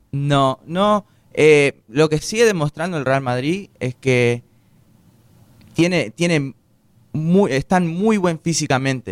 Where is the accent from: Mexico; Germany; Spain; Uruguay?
Uruguay; now in United States